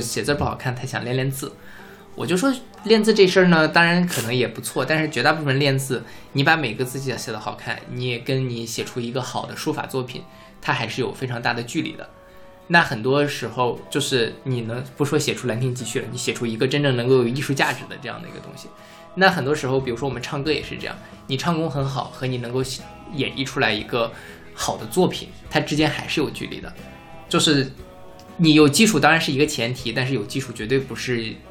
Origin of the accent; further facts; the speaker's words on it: near Jianping, Liaoning, Inner Mongolia, China; moved away; 我家是在内蒙古自治区